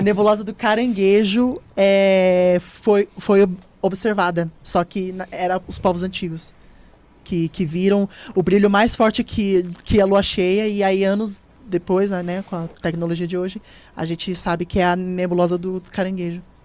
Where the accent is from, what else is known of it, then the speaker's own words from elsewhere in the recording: São Paulo, Brazil; Eu nasci em São Paulo, uhum. aqui mesmo, em São Miguel.